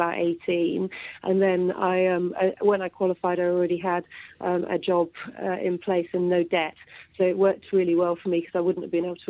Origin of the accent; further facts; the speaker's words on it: Yorkshire and the Humber, United Kingdom; But I was brought up in Yorkshire, single-parent family, brought up by my mum, really good relationship with my dad, state school educated